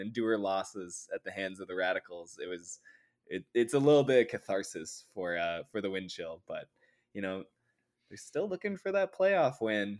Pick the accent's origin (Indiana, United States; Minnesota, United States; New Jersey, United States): Minnesota, United States; my home state